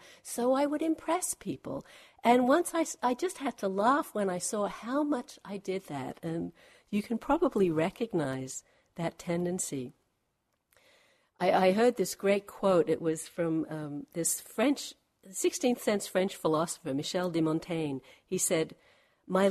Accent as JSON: {"language": "English", "country": "Australia", "moved": "as an adult", "said": "I'm from Australia, haven't actually lived there for about 25 years."}